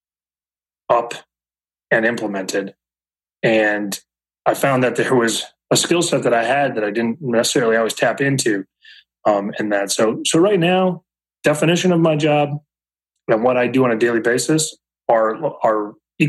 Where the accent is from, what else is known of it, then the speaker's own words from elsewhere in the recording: Minnesota, United States; moved away as an adult; now in Ohio, United States; So I'm originally from Minnesota, actually. I've been living here in Ohio for just over 10, 11 years.